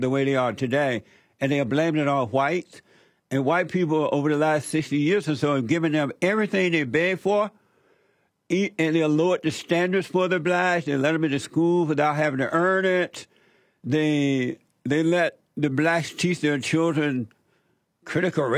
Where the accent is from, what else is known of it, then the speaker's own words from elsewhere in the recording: Alabama, United States; I grew up in Alabama. I grew up under the Jim Crow law